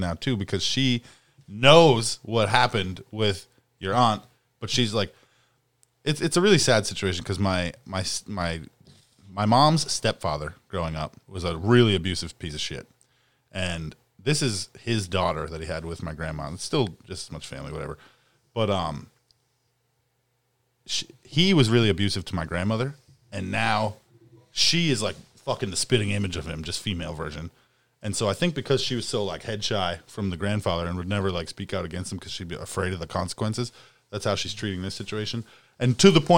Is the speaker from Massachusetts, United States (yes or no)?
yes; Haverhill, Massachusetts, United States; in Massachusetts, like in Haverhill, in my hometown.